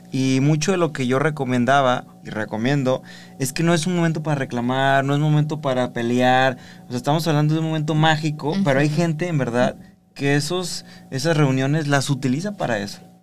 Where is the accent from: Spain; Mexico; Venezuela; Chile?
Mexico; Socialmente los mexicanos celebramos la vida